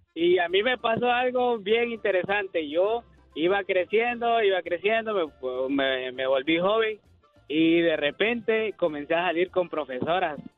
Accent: Honduras; Yo soy de un pueblo que sea, de una pequeña ciudad que se llama Cotepeque, Honduras, de Honduras

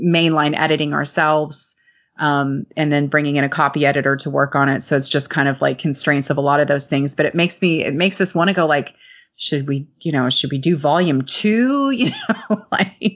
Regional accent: Lexington, Kentucky, United States; the Lexington Cemetery, which is here in my hometown

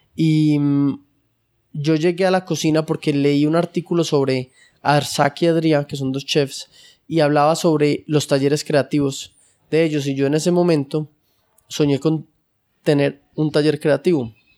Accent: Colombia; estamos en un país como Colombia, medio tercermundista

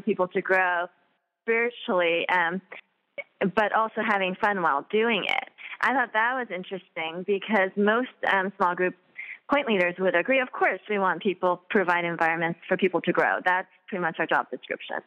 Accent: Southern California, United States; I'm from Southern California, and we're very conscious of, you know, calorie count and health and all

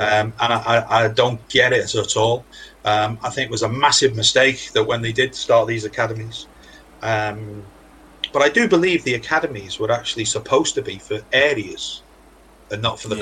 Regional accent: Wales, United Kingdom; obviously I'm a Welshman

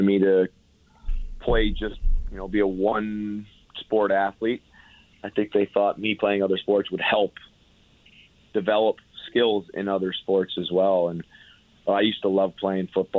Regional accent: Belleville, Ontario, Canada; my hometown of Belleville

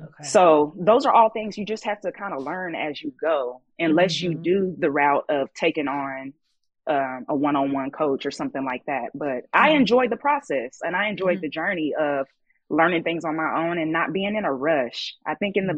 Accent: Kansas City, United States; moved away as an adult; also born or lived in Southern California; I grew up in Kansas City

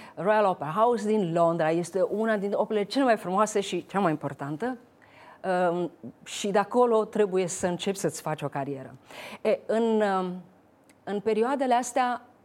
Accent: Romania; moved away; eu fiind româncă

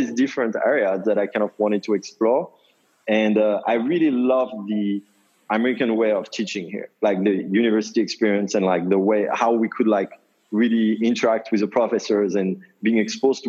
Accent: Paris, Île-de-France, France; moved away as an adult; also born or lived in New York; now in United States; I grew up in Paris, in France.

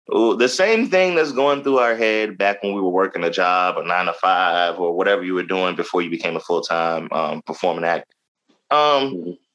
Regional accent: Jacksonville, Florida, United States; now in Baltimore, United States; I'm originally from Jacksonville, Florida, Duval County, born and raised.

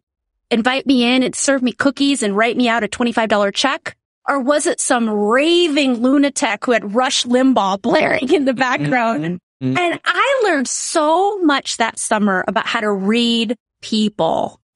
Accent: South Dakota, United States; I grew up in South Dakota, which is very conservative

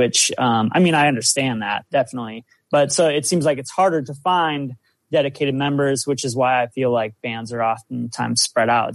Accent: South Dakota, United States; I'm from South Dakota

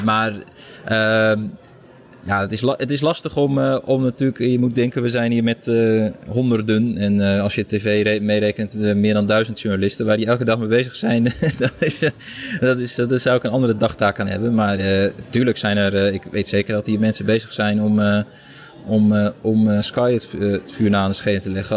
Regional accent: Netherlands; voor ons als Nederlandse journalisten

